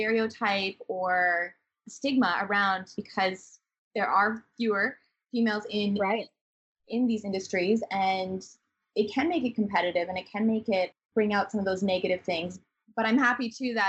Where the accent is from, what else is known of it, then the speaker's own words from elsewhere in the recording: Swift Current, Saskatchewan, Canada; moved away as an adult; also born or lived in Guangzhou, China; I moved from Swift Current, Saskatchewan of 16,000 people where I grew up to Guangzhou